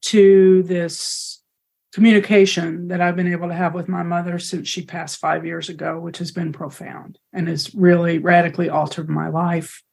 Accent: the panhandle of Texas, United States; moved away; I grew up in the Southern Baptist Church in the panhandle of Texas

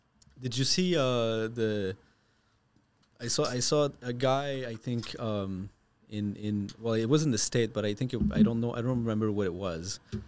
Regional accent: Canada; as a Canadian

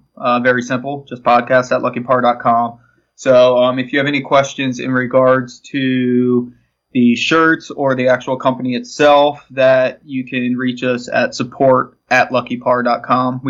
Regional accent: Florida, United States; I'm from Florida

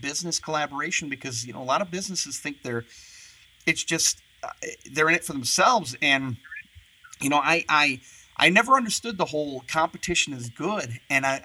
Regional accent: Michigan, United States; moved away; I'm from the Michigan, mid-Michigan area

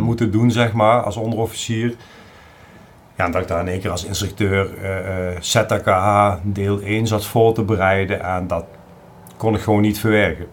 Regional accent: South Limburg, Netherlands; moved away as an adult; also born or lived in Drenthe; ik kom uit origineel uit hele Zuid-Limburg

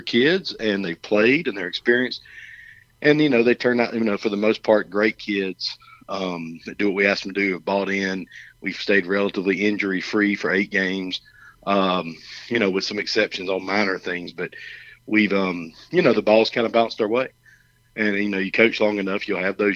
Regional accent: Alabama, United States; moved away as an adult; also born or lived in Canton, Georgia; I'm from Alabama.

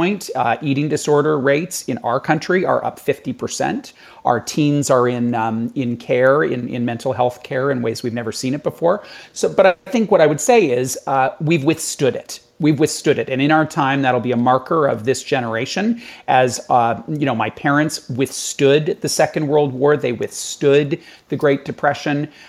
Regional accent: Canada; I'm in Canada, I'm Canadian

